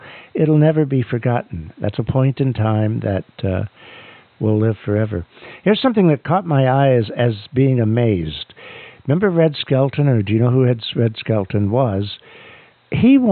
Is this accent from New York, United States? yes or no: yes; New York City, New York, United States; moved away; I grew up on Staten Island. From around the fifth grade through my first couple of years of college, I lived on Staten Island